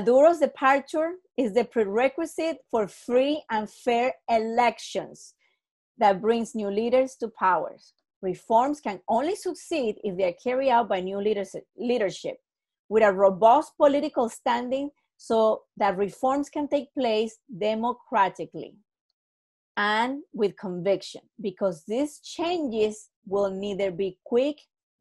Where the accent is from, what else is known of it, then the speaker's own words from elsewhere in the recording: Venezuela; now in United States; I live in a very Americanized area. So when I tell them Venezuela